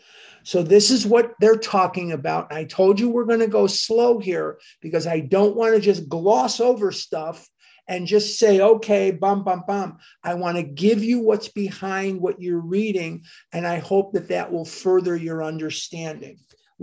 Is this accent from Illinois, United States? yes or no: yes; Chicago, Illinois, United States; Where I'm from Chicago, and I was born and raised there.